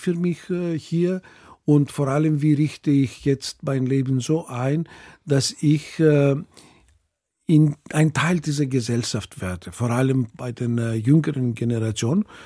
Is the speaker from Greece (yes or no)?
yes; Greece; also born or lived in Munich, Germany; now in Germany; als mhm. griechische Population in äh, Deutschland